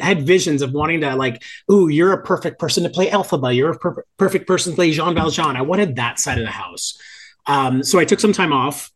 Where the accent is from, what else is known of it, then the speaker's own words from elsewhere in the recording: Hialeah, Florida, United States; also born or lived in Miami Beach; I grew up in Miami, born in Miami Beach, uh, raised in, in, a suburb of Miami called Hialeah